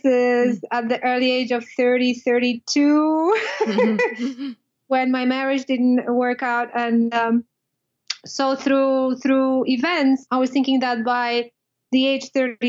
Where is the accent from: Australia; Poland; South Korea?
Poland; moved away as an adult; now in United States; I was born and raised in Poland, and I moved to the States.